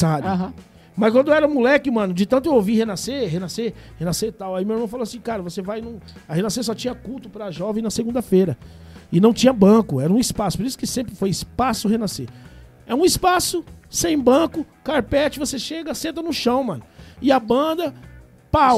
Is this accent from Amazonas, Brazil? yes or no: no; São Paulo, Brazil; moved away; also born or lived in Belo Horizonte, Minas Gerais; quando eu era moleque, em São Paulo